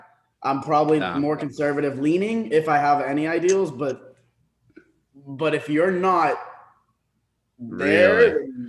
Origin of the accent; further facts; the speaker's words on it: Dallas, Texas, United States; It's the big three, Houston, Austin, Dallas. I'm hailing from Dallas.